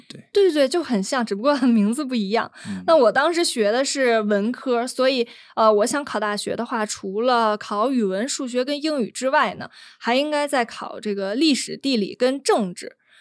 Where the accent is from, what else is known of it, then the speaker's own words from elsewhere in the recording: Beijing, China; 也因此我们北京人经常被骂的一点